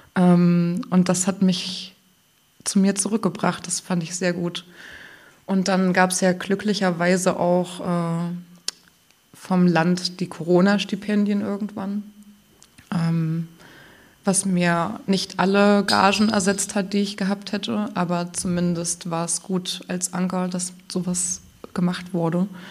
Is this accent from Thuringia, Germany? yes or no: yes; Thuringia, Germany; now in Greifswald, Germany; ich kann nicht anders als Thüringerin